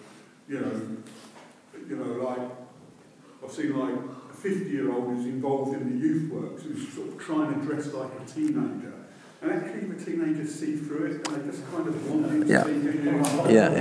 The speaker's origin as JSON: {"language": "English", "region": "London", "country": "United Kingdom", "moved": "yes", "lives_now": "Northumberland, United Kingdom", "said": "I'm in Northumberland. Everyone knows as soon as I open my mouth that I'm a Londoner"}